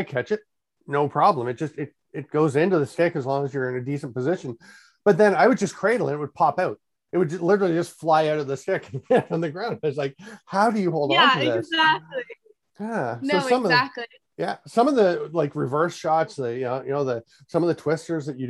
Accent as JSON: {"language": "English", "town": "Peterborough", "region": "Ontario", "country": "Canada", "tie": "born or raised there", "also_born_or_lived": "Durham, New Hampshire", "said": "I grew up in Peterborough, Ontario"}